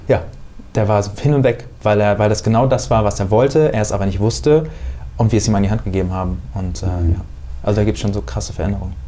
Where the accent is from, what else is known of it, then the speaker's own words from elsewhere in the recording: Bad Homburg, Hesse, Germany; now in Hamburg, Germany; da, wo ich herkomme aus Bad Homburg